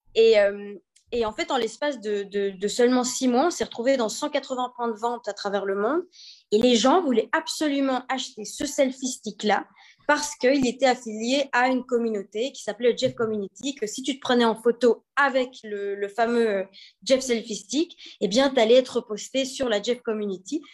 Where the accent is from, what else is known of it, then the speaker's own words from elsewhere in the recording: Belgium; moved away; also born or lived in China / Monaco; je suis née en Belgique